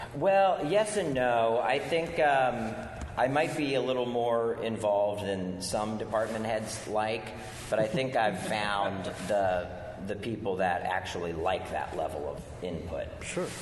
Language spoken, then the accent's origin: English; D.C., District of Columbia, United States; moved away; I grew up outside of Washington, D.C.